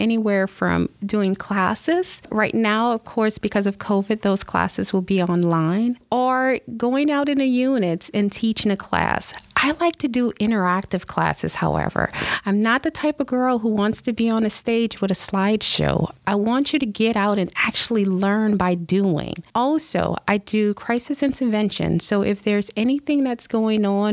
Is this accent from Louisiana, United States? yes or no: yes; New Orleans, Louisiana, United States; also born or lived in Florida; now in Tampa, United States; I'm actually from New Orleans